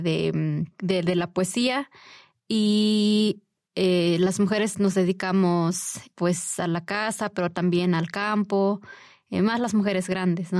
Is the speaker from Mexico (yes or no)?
yes; Puebla, Mexico; Yo soy de una comunidad totonaca de la Sierra Nororiental del estado de Puebla.